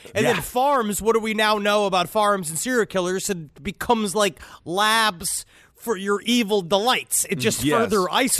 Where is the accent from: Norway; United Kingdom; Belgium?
Norway; It is what we call in my home country of Norway an oopsie poopsie.